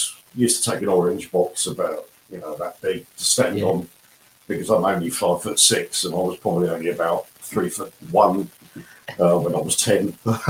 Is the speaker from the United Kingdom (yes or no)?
yes; South East England, United Kingdom; born there